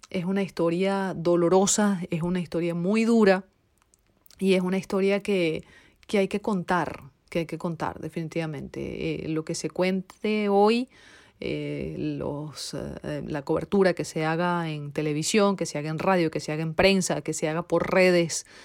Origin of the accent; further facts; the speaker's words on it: Venezuela; now in Paris, France; soy periodista venezolana radicada ahora en París, Francia.